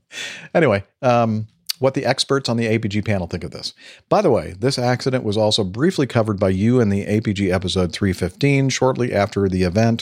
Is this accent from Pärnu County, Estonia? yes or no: no; Tallinn, Harju County, Estonia; I am from Tallinn, Estonia